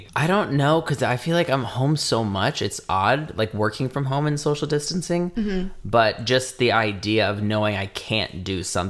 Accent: Indiana, United States; moved away; growing up in Indiana

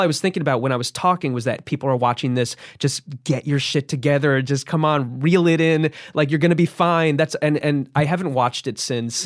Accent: New Jersey, United States; I grew up in New Jersey.

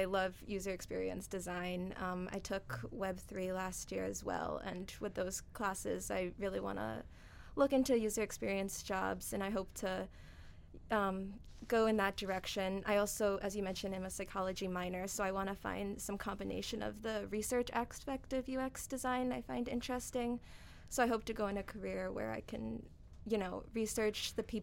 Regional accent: Massachusetts, United States; moved away as an adult; now in Connecticut, United States; I'm from Massachusetts

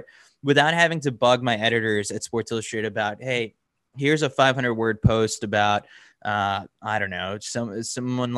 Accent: New York City, New York, United States; also born or lived in Milwaukee; Born and raised in New York City, always wanted to come back.

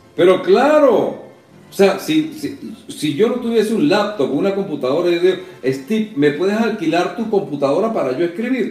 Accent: Caracas, Miranda, Venezuela; moved away as an adult; now in Miami, United States; en Altamira o en Cebucán, donde me crié

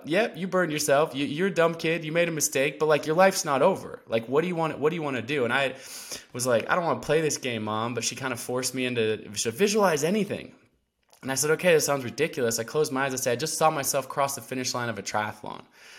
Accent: Portland, Oregon, United States; But yeah, I grew up in the Pacific Northwest, mostly Portland, Oregon. Spent a lot of time out there.

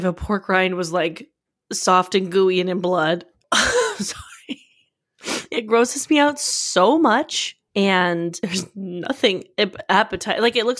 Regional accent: Australia; Wait, hold on. I'm too Australian.

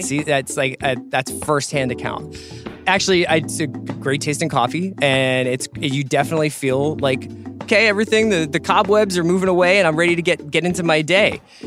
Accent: Northeast, United States; I'm from the Northeast

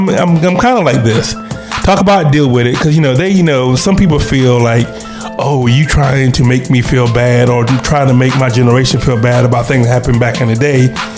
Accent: United States; we are American citizens

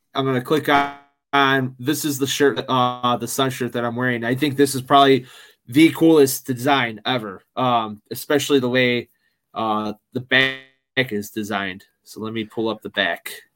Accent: Chicago, Illinois, United States; I'm from Chicago, I'm from the Midwest

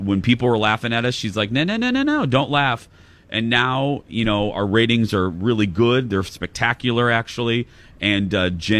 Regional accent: Indiana, United States; moved away; I'm from Indiana

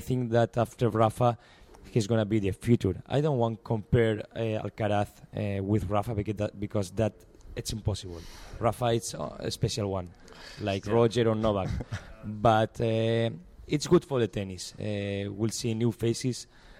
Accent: Spain; I'm from Spain.

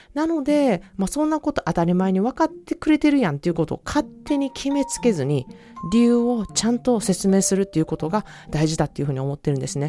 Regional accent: Osaka, Japan; moved away as an adult; now in California, United States; 私は、あの、大阪出身なので

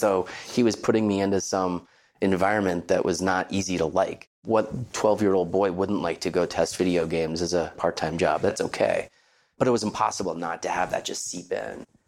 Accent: Palo Alto, California, United States; Growing up in our family, growing up in Palo Alto, California

